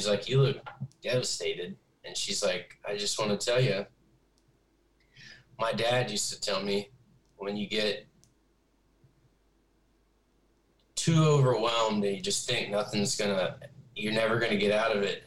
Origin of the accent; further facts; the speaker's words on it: the South, United States; I'm from the South where you walk into a gas station, you're going to have like a conversation with somebody you don't know